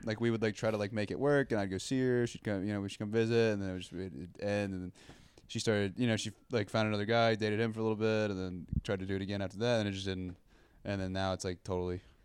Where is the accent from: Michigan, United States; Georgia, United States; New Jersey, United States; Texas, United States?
Texas, United States; moved away as an adult; now in Austin, United States; my hometown is about an hour fifteen from here, and it's about an oh. hour and a half from Houston